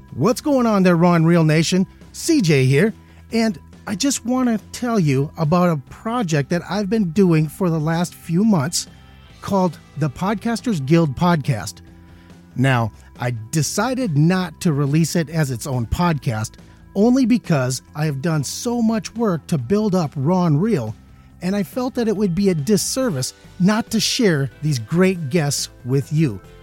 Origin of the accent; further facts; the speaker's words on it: Minnesota, United States; moved away; I'm from the Midwest, I'm from Minnesota originally